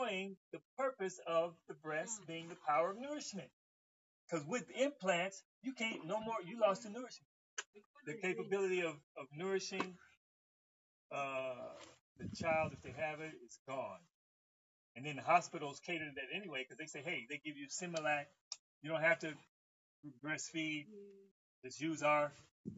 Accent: Los Angeles, California, United States; I was from Los Angeles

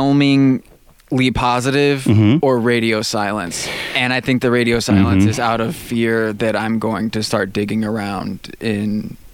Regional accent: Michigan, United States; born there; I was born in Michigan.

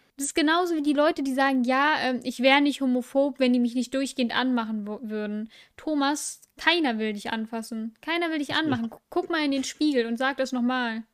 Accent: Düsseldorf, North Rhine-Westphalia, Germany; now in Mönchengladbach, Germany; ich bin in dieser Stadt geboren

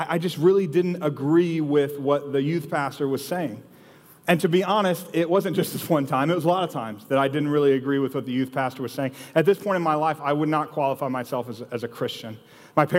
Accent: Austin, Texas, United States; So I grew up here in Austin

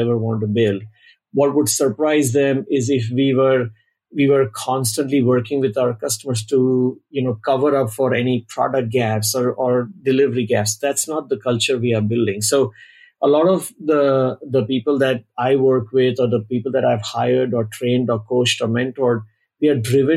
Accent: Mumbai, Maharashtra, India; moved away as an adult; now in Bay Area, United States; I was born in Mumbai, India, many years ago, and I'm based out of the Bay Area since around 2000, so 23 years locally

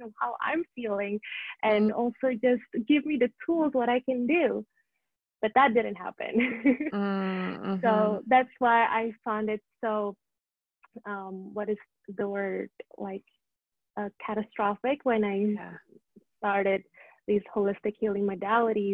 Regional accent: Indonesia; moved away; So I went back to Indonesia, where I'm from

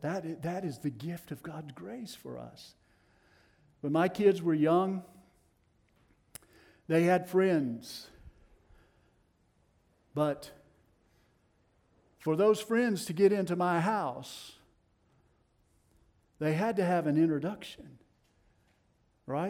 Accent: Tennessee, United States; accent: Tennessee; my Tennessee accent

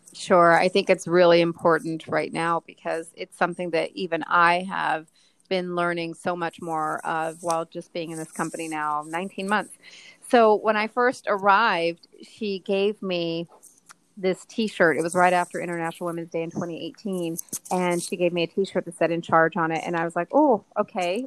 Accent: Texas, United States; moved away as an adult; now in New York, United States; I grew up in Texas

